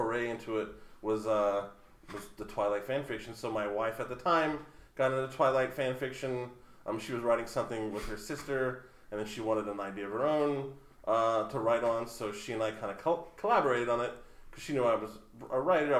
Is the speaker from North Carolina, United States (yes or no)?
no; Oklahoma City, Oklahoma, United States; also born or lived in Tulsa; I'm from Oklahoma City